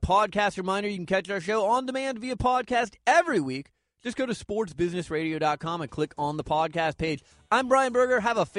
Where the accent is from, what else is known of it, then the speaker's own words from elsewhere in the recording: Phoenix, Arizona, United States; I grew up in Phoenix long ago before the Diamondbacks were there